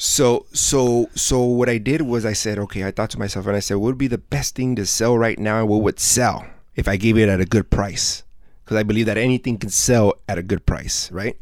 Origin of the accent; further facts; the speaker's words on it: South Gate, California, United States; I grew up I grew up here in Southgate, so I was mm-hmm. born and raised here.